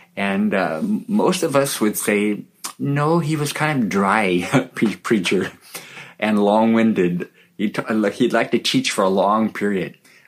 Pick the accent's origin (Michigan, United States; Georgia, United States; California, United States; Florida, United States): California, United States; now in Papua, Indonesia; I grew up in America, in California, in a Christian family